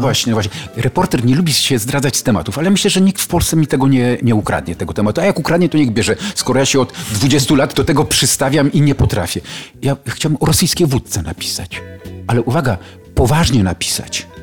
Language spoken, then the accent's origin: Polish; Sochaczew, Masovian Voivodeship, Poland; jestem z Sochaczewa